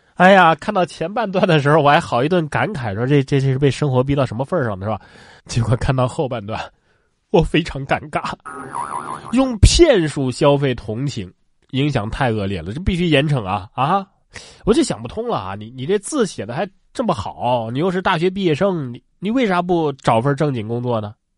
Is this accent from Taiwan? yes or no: no; Sichuan, China; 我家是四川